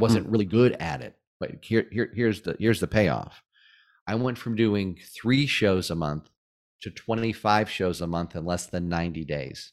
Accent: Springfield, Massachusetts, United States; moved away as an adult; also born or lived in Atlanta; my hometown of Springfield, Massachusetts

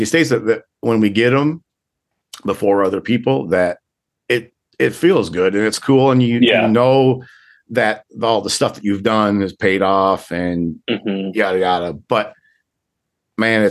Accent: Minnesota, United States; now in South Dakota, United States; I'm from Minnesota originally. And when I lived in Minnesota

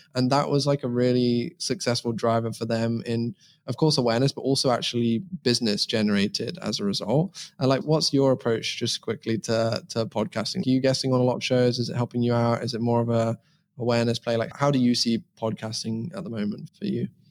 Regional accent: England, United Kingdom; now in Estonia; I'm originally from England. You can probably tell that I live in Estonia now

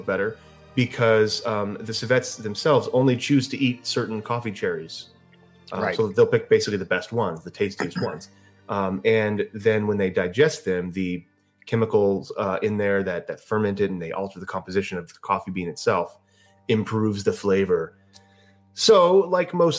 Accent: United States; I'm American

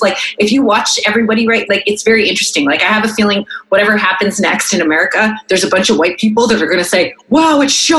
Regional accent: Canada; we're not American, we're Canadian

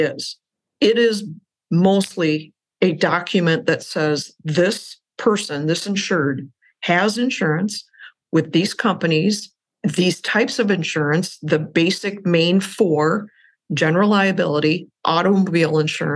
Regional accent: Wisconsin, United States; a small commercial bank in my hometown in Wisconsin

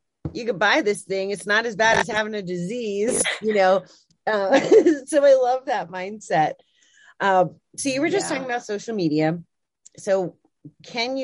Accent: Connecticut, United States; I'm from Connecticut

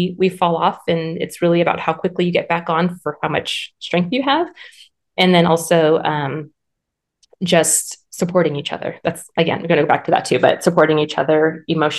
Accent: Southern California, United States; moved away as an adult; now in North Idaho, United States; we are originally from Southern California and my practice was thriving there. And then we moved to North Idaho.

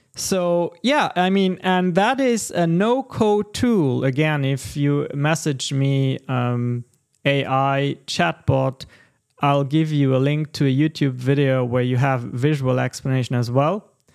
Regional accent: Texas, United States; we are Texan gentlemen

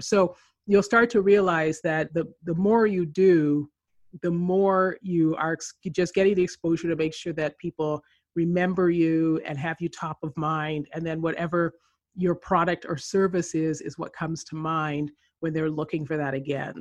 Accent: Canada; moved away as an adult; also born or lived in Philippines / Colombia / Chile; now in California, United States; I grew up in Canada.

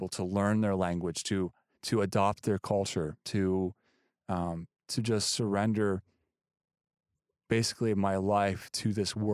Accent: United States; I'm just this American guy that's it's cool that I'm there because I'm American.

